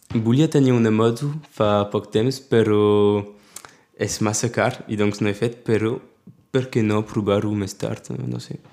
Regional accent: Prades, Occitania, France; also born or lived in Perpignan; He viscut a Prades des de quan he nascut

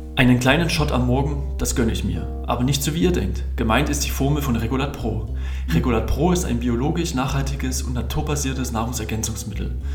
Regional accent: Ore Mountains, Saxony, Germany; accent: Saxon, Erzgebirgisch; ich kann ja mein, mein Sächsisch und Erzgebirgisch ja auch nicht so komplett äh, verbergen

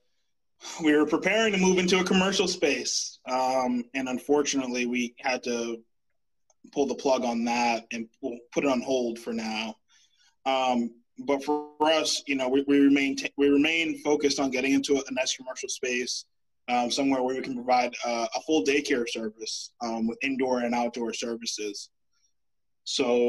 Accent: Boston, Massachusetts, United States; growing up in Roxbury

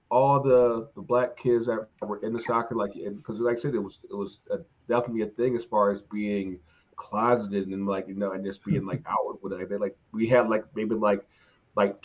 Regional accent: North Carolina, United States; I'm from North Carolina

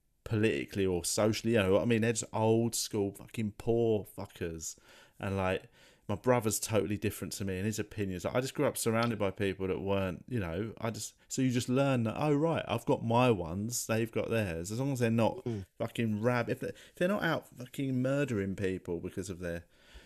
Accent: London, United Kingdom; I grew up in Tooting

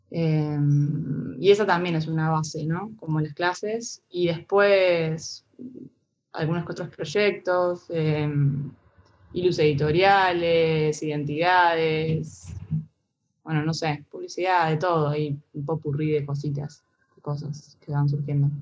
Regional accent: Santa Rosa, La Pampa, Argentina; moved away as an adult; now in Buenos Aires, Argentina; Me vine acá a Buenos Aires, yo soy de Santa Rosa

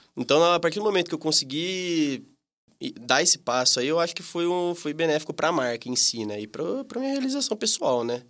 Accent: Campinas, São Paulo, Brazil; tenho 25 anos, sou daqui de Campinas

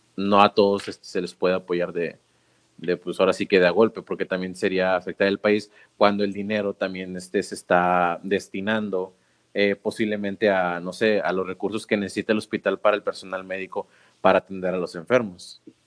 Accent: Mexico

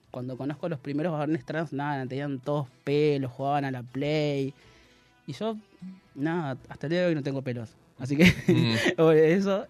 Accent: Córdoba, Argentina; Soy cordobés

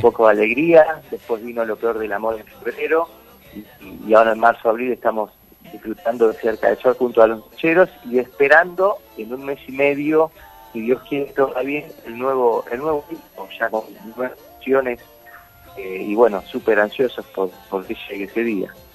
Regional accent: Santa Fe, Argentina; moved away as an adult; now in Buenos Aires, Argentina; Yo soy de Santa Fe

